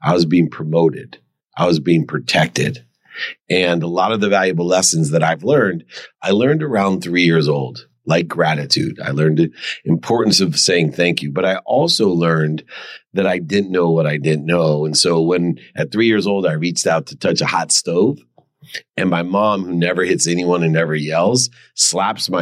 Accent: Akron, Ohio, United States; I grew up in Akron, Ohio

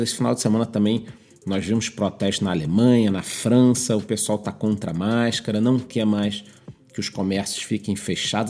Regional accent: Rio de Janeiro, Brazil; Como carioca, eu

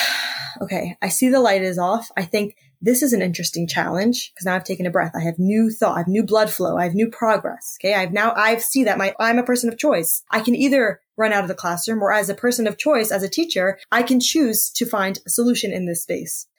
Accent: United States; I'm from the States

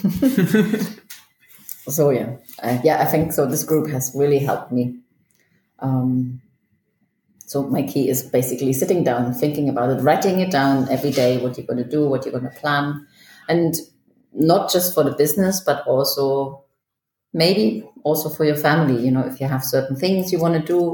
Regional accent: East Germany, Germany; also born or lived in Manchester, United Kingdom / Toronto, Canada; now in Zurich, Switzerland; Originally I was born in Germany, in East Germany, and then I lived in the UK, in Manchester, for 15 years

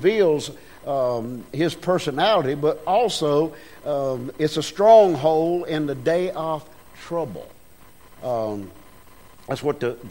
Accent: United States; I was born in America

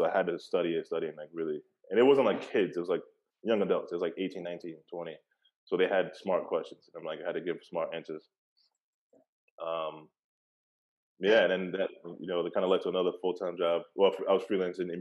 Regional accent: New York City, New York, United States; I'm from Brooklyn, like originally

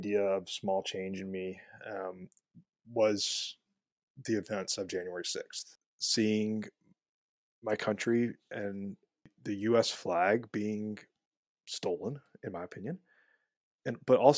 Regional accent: Jackson, Mississippi, United States; moved away; was born in Jackson, Mississippi. Grew up in Jackson in the 1980s and 90s

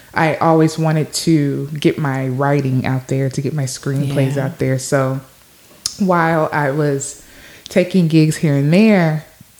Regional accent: Shreveport, Louisiana, United States; also born or lived in Los Angeles, California; I'm from Shreveport, Louisiana, originally

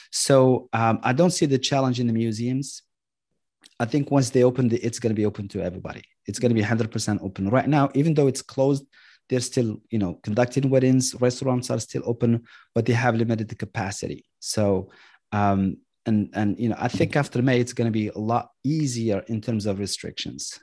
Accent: Marrakesh, Marrakesh-Safi, Morocco; moved away as an adult; now in United States; I was born and raised in Marrakesh

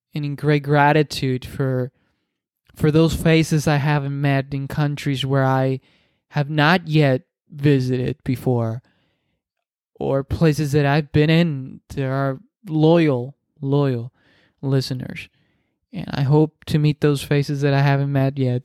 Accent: Dominican Republic; first language Spanish; English is a second language; I'm Dominican, so I speak Spanish. That's my first language. Uh, English is my second, obviously

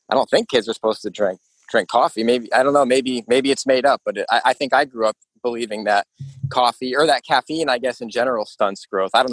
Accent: Northeast, United States; I grew up in the Northeast alongside you two

